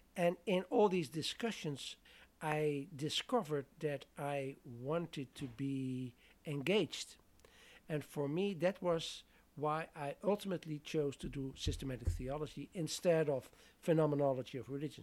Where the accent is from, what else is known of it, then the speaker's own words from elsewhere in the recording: southern Netherlands, Netherlands; moved away as an adult; I'm from the Netherlands originally, so that meant I studied theology there